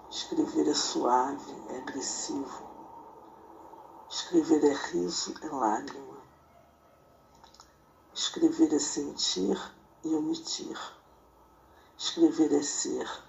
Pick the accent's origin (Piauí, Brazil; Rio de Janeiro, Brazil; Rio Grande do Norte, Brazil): Rio de Janeiro, Brazil; moved away as an adult; now in Maringá, Brazil; Tenho 61 anos, vim do Rio de Janeiro, estou morando em Maringá há 28 anos